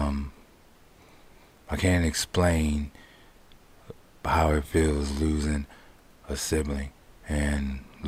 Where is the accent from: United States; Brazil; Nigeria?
United States; Pontiac, Michigan; I grew up in Pontiac